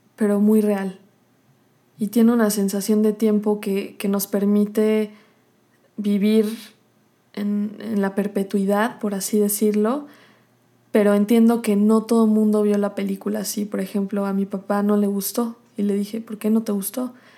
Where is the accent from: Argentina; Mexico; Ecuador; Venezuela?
Mexico